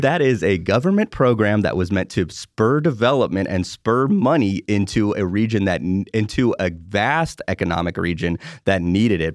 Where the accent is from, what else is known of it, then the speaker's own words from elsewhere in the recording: Bay Area, California, United States; moved away as an adult; now in Pittsburgh, United States; I grew up in the Bay Area, California, and, uh, I've lived here for eight